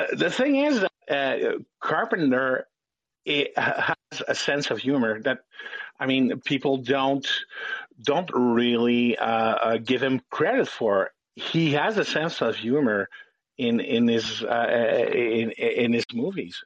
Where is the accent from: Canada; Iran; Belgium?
Canada; Quebec; I'm a Canadian. I'm a Quebecois.